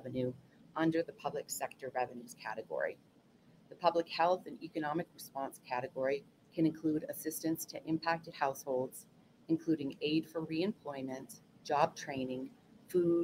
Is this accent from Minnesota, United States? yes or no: no; Indian Island, Maine, United States; as a child growing up on Indian Island in Maine